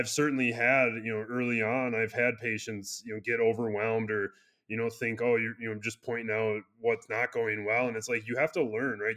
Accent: Wisconsin, United States; now in Colorado, United States; I'm from Wisconsin.

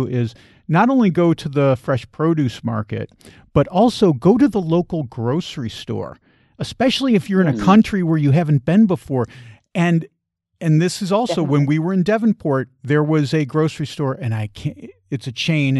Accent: United States; as an American

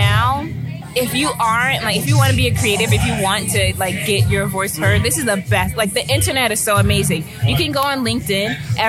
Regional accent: the South, United States; Well, I say that because growing up in the South, I'm like, damn, we like haven't come that far

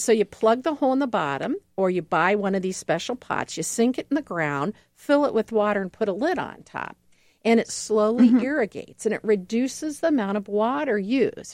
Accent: Ohio, United States; now in Milwaukee, United States; I'm originally from Ohio

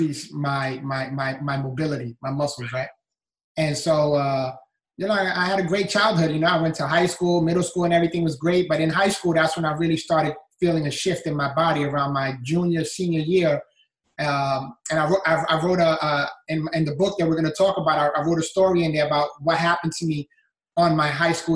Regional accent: New York City, New York, United States; moved away as an adult; now in Florida, United States; I was born and raised in the Bronx, New York, and had a great childhood

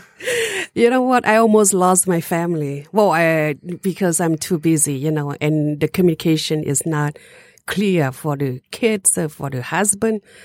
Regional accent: Laos; moved away; also born or lived in Europe / Detroit; I was born in Laos. My original is Hmong

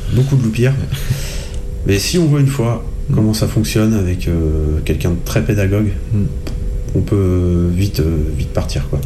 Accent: Selles-sur-Cher, Centre-Val de Loire, France; je viens de Celle-sur-Cher.

